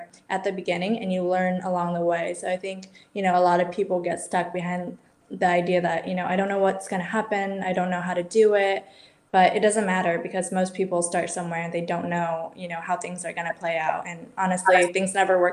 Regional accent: United States; moved away as an adult; also born or lived in Barcelona, Spain; growing up in the States and moving to Europe

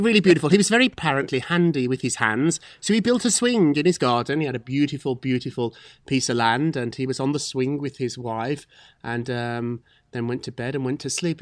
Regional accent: Scotland, United Kingdom; moved away; I'm from Scotland too.

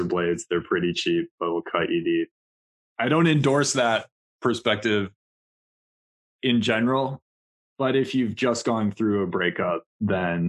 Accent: Milwaukee, Wisconsin, United States; I grew up in Milwaukee

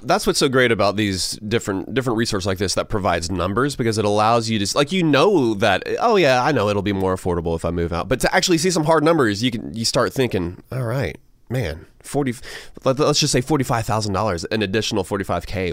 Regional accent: Augusta, Georgia, United States; moved away; Augusta, Georgia, my uh, my hometown

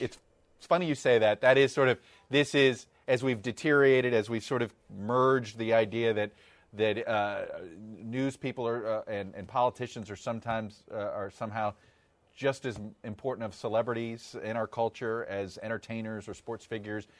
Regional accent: Miami, Florida, United States; as a kid growing up in Miami

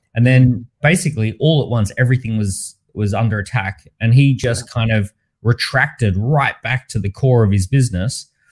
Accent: Australia; I grew up in Australia

